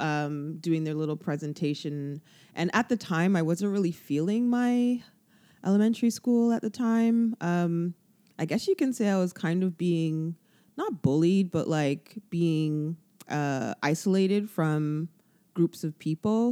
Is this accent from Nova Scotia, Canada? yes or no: no; Toronto, Ontario, Canada; I've lived in Toronto all my life